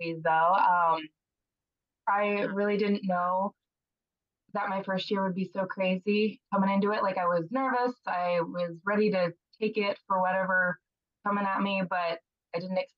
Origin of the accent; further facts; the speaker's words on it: Colorado, United States; moved away as an adult; now in Kansas, United States; I'm originally from Colorado, came to Kansas State